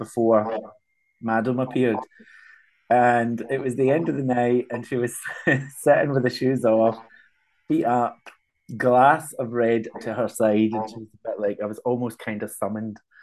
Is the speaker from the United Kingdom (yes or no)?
yes; Glasgow, Scotland, United Kingdom; accent: Scottish; I'm working class, I grew up in Castlemilk